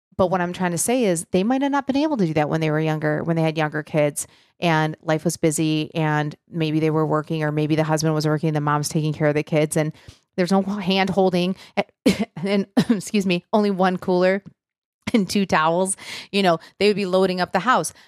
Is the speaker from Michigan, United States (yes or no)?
yes; Michigan, United States; now in Nashville, United States; growing up in Michigan, we got out mid-June, went back after Labor Day.